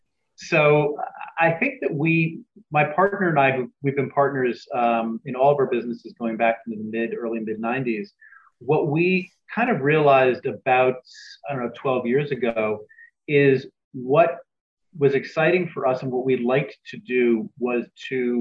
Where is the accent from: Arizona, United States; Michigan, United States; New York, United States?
New York, United States; New York City; my partner and I grew up in New York City